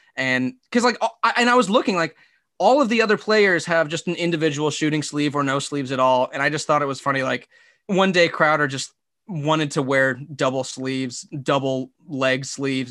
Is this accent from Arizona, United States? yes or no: yes; Phoenix, Arizona, United States; I grew up in Phoenix